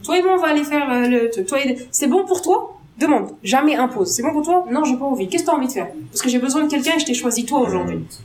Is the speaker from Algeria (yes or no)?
yes; Algeria; je suis algérienne